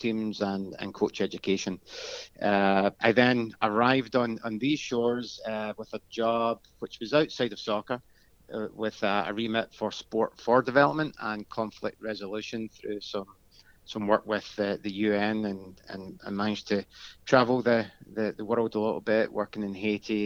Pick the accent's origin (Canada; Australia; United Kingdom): United Kingdom; Glasgow, Scotland; moved away as an adult; now in United States; I'm not originally from the US. I'm born and bred in Glasgow, Scotland